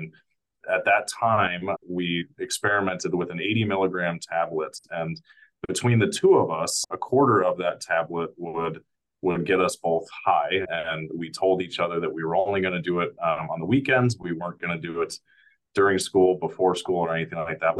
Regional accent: California, United States; now in Minnesota, United States; I grew up in California and came out to Minnesota for treatment as part of my recovery journey

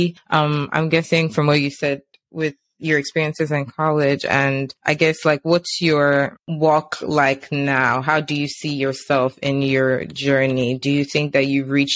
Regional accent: Nigeria; growing up in Nigeria, like secondary school

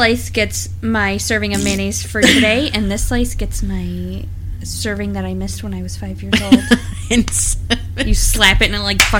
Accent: United States; We're so American

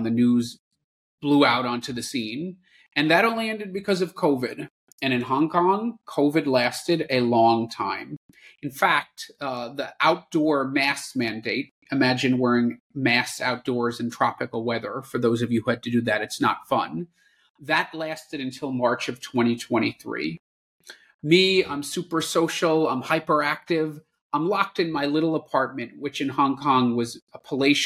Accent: New York City, New York, United States; moved away as an adult; also born or lived in Washington, D.C.; I was born and raised in the New York City area, and that's where I grew up.

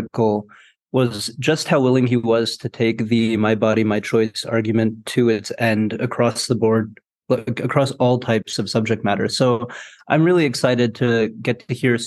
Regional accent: Virginia Beach, Virginia, United States; now in Charlottesville, United States; originally I'm from Virginia Beach

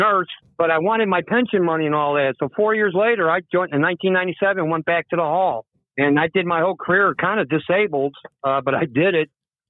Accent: Park Ridge, Illinois, United States; now in Washington, D.C., United States; We're from Chicago to begin with. My dad was a union sheet metal worker, Local 63, for 33 years.

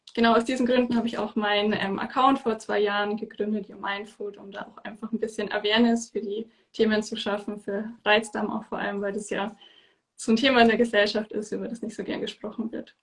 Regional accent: near Munich, Bavaria, Germany; ich komme aus der Nähe von München

